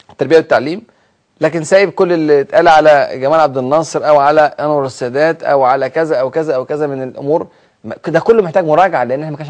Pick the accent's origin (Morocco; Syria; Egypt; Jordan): Egypt; فهم كانوا فرحانين جدا جدا لاحداث الثوره اللي حصلت عندنا في مصر